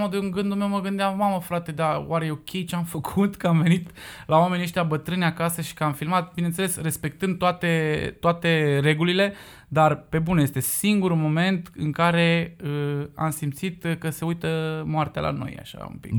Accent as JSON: {"language": "Romanian", "town": "Cugir", "region": "Alba County", "country": "Romania", "said": "eu sunt din Cugir"}